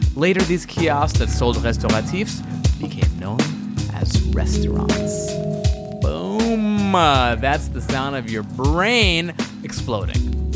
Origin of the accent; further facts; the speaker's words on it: East Coast, United States; I grew up on the East Coast